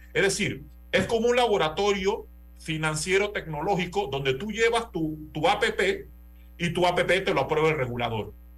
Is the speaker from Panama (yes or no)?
yes; Panama; estamos en Panamá